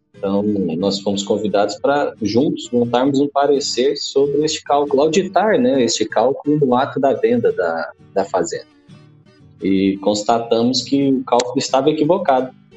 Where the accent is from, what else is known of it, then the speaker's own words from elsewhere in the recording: interior of Goiás, Brazil; now in Goiânia, Brazil; eu sou residente de Goiânia, nascido em Umas, no interior de Goiás. A família veio aqui para Goiânia